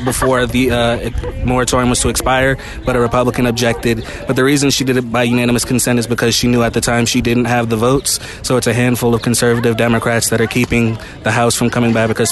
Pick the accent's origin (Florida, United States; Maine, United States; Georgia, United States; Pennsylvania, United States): Florida, United States; moved away as an adult; now in Washington, D.C., United States; I'm from Florida